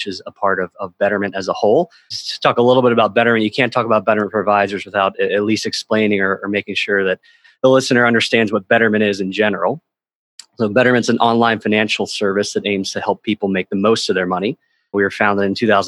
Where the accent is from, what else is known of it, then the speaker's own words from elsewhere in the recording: North Carolina, United States; I'm a big golfer growing up in North Carolina